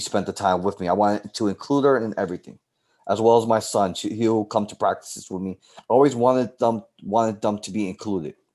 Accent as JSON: {"language": "English", "town": "New York City", "region": "New York", "country": "United States", "tie": "born or raised there", "said": "I grew up in the South Bronx."}